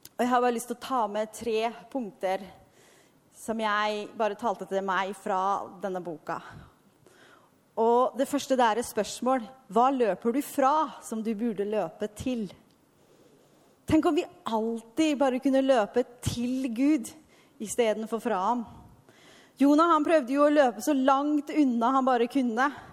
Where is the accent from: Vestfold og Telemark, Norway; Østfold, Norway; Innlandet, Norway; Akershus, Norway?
Østfold, Norway; Halden; moved away as an adult; also born or lived in Askim / Argentina; jeg er fra Ytre Østfold, Halden